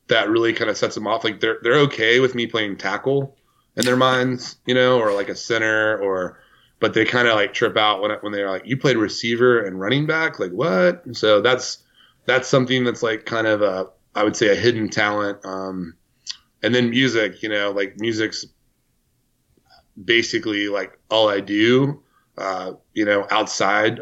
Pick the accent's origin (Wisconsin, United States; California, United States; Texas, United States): Texas, United States; Decatur; I'm from Decatur, Texas.